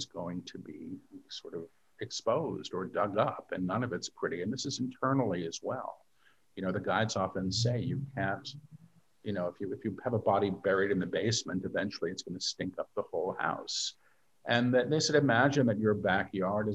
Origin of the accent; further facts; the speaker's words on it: New York City, New York, United States; moved away as an adult; now in Maui, United States; I'm a New Yorker. You know, I lived in New York my entire life